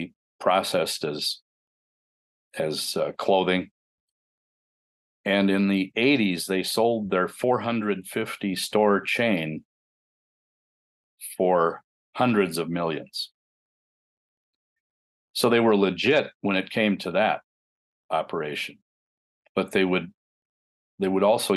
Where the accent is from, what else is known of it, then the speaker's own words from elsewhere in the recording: Grand Forks, North Dakota, United States; also born or lived in Southwest Minnesota; now in Chaska, United States; growing up in North Dakota in Grand Forks